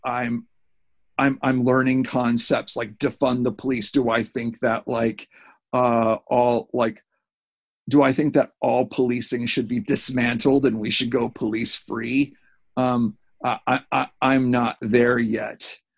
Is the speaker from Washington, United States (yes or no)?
yes; Seattle, Washington, United States; now in Los Angeles, United States; when we were growing up in Seattle